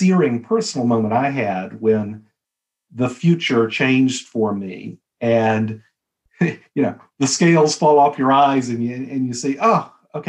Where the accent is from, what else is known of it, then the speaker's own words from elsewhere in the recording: a little town outside of Birmingham, Alabama, United States; moved away; also born or lived in Boston / Dallas; We're from Alabama, right? So we're from you know, a little town outside of Birmingham, Alabama